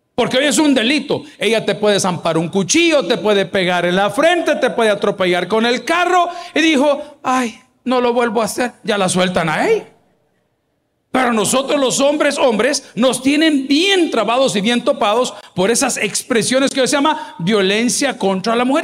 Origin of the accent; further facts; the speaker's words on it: El Salvador; en mi país, El Salvador, le llamamos chungueando